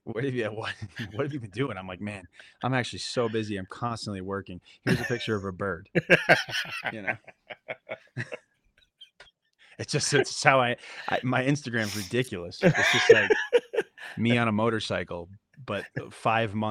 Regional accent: New Haven, Connecticut, United States; moved away; also born or lived in Los Angeles; I was born in New Haven, Connecticut. I moved around Connecticut a bunch as a youngster

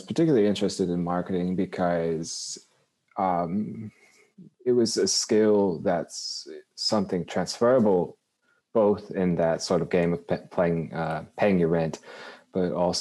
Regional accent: Lexington, Kentucky, United States; also born or lived in Boston, Massachusetts; now in Louisville, United States; I grew up in Lexington, which is down the road a bit, right in the middle.

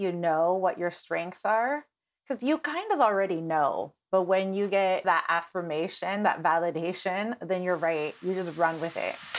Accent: Nebraska, United States; moved away as an adult; now in Los Angeles, United States; moving to Los Angeles from Nebraska about eight years ago

